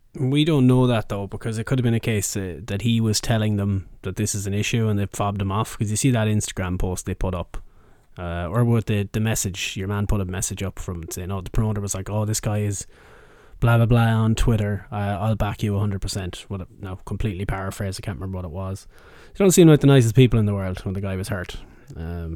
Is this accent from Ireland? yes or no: yes; Mayo, Connacht, Ireland; I'm from Mayo